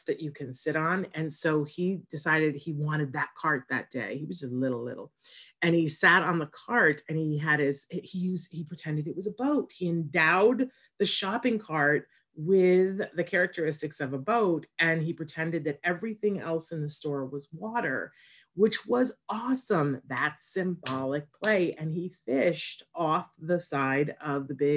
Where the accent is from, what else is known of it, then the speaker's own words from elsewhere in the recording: Saratoga Springs, New York, United States; moved away; I'm originally from Saratoga, New York